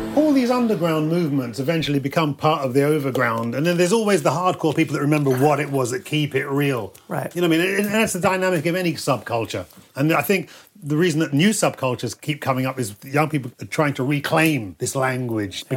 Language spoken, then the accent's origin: English; London, United Kingdom; growing up in London, I never wanted to leave this place